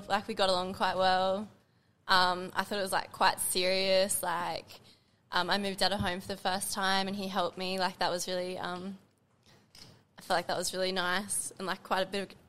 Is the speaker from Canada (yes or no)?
no; Bribie Island, Queensland, Australia; now in Brisbane, Australia; Grew up in Bribie. Then moved to Brisbane when I was about 17. Still here.